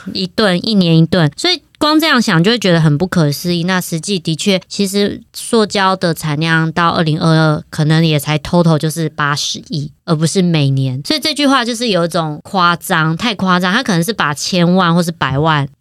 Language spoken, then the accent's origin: Chinese; Taiwan; 因为我们是台湾人